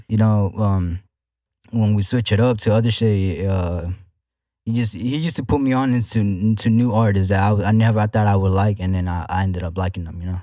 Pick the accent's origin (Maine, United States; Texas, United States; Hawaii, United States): Texas, United States; Houston; I'm from Houston, Texas. Uh, I'm from the north side, to be exact.